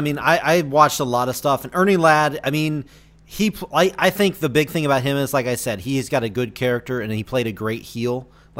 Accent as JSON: {"language": "English", "region": "North Carolina", "country": "United States", "said": "I'm from North Carolina, so"}